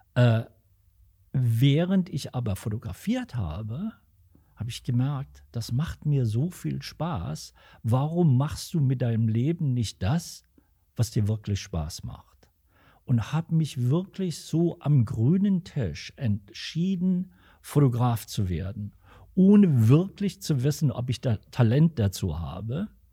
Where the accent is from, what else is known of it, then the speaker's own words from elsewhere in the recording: Alsfeld, Hesse, Germany; moved away as an adult; also born or lived in Eifa; now in Los Angeles, United States; Ich bin äh, dann mit meinen Eltern im Alter von fünf, nein, mit sechs Jahren von Eifa nach Alsfeld gezogen und habe seit der Zeit hier auch immer einen Wohnsitz gehabt